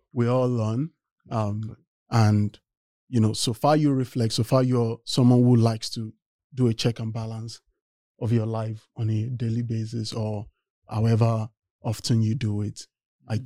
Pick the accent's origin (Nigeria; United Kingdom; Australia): Nigeria; moved away as an adult; now in United States; I am originally from Nigeria and I came to the US to study mechanical engineering